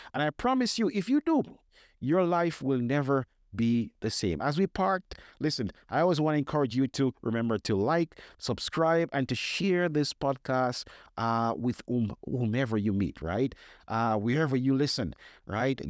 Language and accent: English; Jamaica; growing up in Jamaica, my parents, and I thank God for them every day, ensured that my sisters and I attended church regularly.